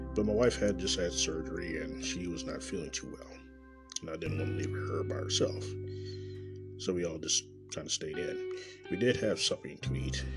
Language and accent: English; Kansas City, Missouri, United States; born or raised there; moved away as an adult; also born or lived in Nebraska